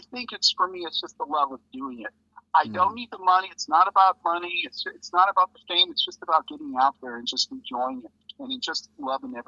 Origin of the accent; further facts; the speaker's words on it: Los Angeles, California, United States; also born or lived in Valencia, California; I'm actually from the San Fernando Valley, which is about 30 miles north of L.A.